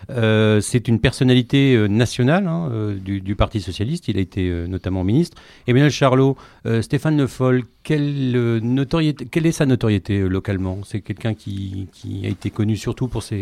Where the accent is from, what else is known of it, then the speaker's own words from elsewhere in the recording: Angers, Pays de la Loire, France; moi je parle en tant que jeune, euh, je viens d'Angers. À Angers, il y a 40